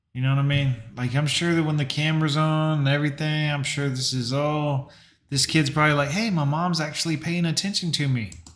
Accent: Fort Lauderdale, Florida, United States; I grew up in Fort Lauderdale.

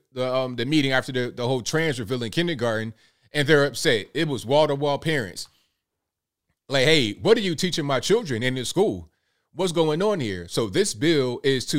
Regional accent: Virginia Beach, Virginia, United States; I'm from Virginia, like Virginia Beach, Norfolk area

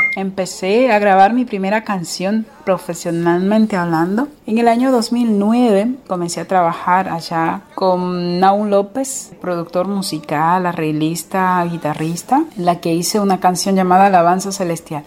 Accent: Dominican Republic; now in Rosario, Argentina; Soy dominicana, pero actualmente resido en Argentina, en la ciudad de Rosario Santa Fe

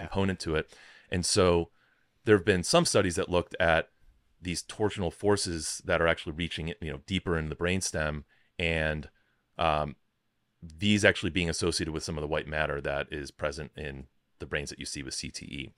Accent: Chicago, Illinois, United States; moved away as an adult; also born or lived in Rochester, New York / Washington, District of Columbia, United States; I grew up in Chicago

